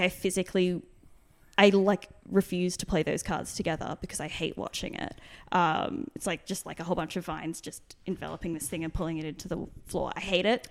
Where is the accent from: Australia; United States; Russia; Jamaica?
Australia; Brisbane, Queensland; my seventh birthday, the first birthday I had, I had in, uh, Brisbane